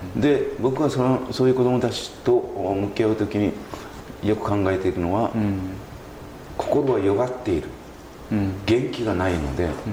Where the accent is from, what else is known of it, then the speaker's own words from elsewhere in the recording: Saikai, Nagasaki, Japan; 私はあの西海市の大島町出身です、はい、はい、まあ、高校まであのそこで育ちまして